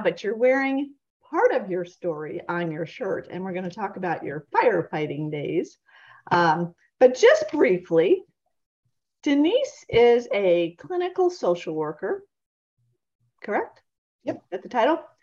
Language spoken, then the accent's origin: English; Vermont, United States; now in Florida, United States; growing up in Vermont